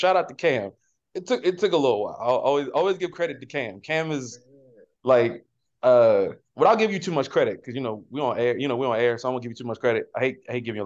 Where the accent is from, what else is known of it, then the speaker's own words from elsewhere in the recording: Baltimore, Maryland, United States; I'm from West Baltimore